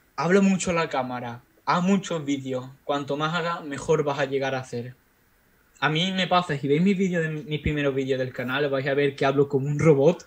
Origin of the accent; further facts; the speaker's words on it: Spain; moved away; mi pueblo de España donde yo vivo, bueno, donde yo vivía